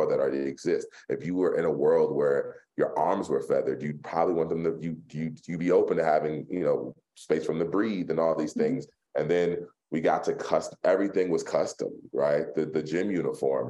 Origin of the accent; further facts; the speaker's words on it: Philadelphia, Pennsylvania, United States; I'm from Philly